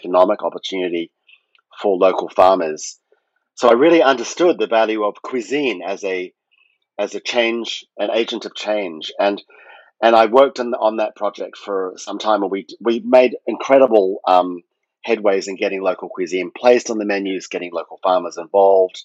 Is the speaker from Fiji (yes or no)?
yes; Fiji; moved away; also born or lived in New York; when I was a kid growing up in Fiji